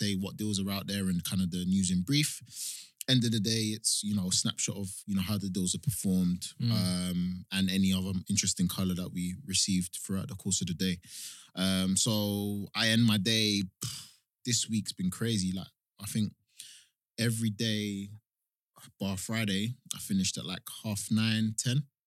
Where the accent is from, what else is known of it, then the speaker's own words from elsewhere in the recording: London, United Kingdom; So I grew up in Hackney. Spent the first, 17, 18 years of my life in Hackney, London Fields.